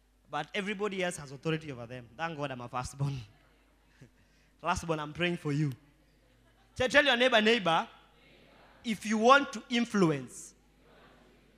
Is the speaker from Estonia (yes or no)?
no; Rongai, Kenya; I was born in Rongai